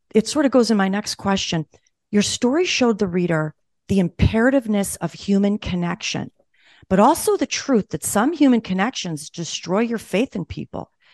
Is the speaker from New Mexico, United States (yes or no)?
no; Buffalo, New York, United States; moved away; I'm from Buffalo, too, although I don't live there anymore